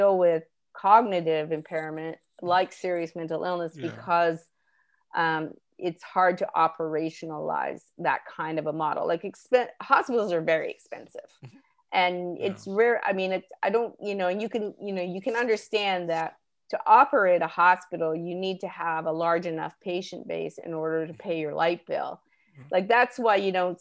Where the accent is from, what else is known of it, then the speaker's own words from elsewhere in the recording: Canada; moved away as an adult; now in New Orleans, United States; I grew up in Canada in the 70s or 80s